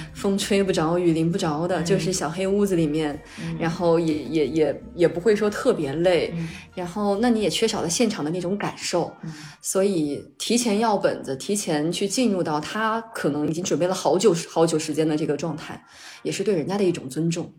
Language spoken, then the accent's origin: Chinese; Jiangxi, China; 我是江西人